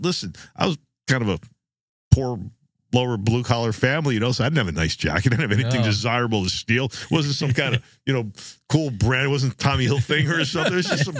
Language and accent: English; Jersey Shore, New Jersey, United States; I enjoyed growing up on the Jersey Shore. There's just some, you know, something special about it, you know? Just feels like home.